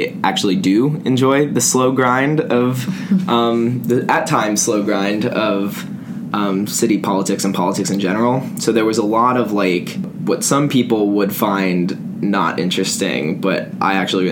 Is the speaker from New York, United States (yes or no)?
yes; New York, United States; my family is from New York. I'm from New York